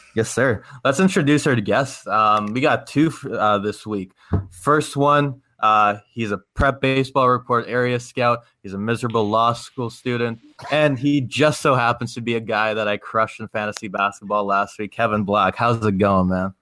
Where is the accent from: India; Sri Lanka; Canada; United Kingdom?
Canada; I'm I'm Canadian.